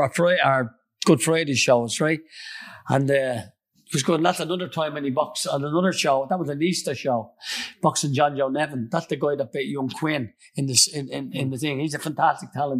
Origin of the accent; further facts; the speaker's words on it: Dublin, Leinster, Ireland; I came from Crumlin